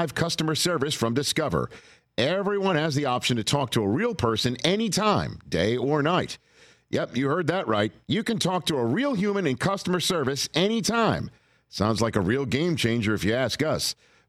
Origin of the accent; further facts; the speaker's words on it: New York, United States; I'm a New Yorker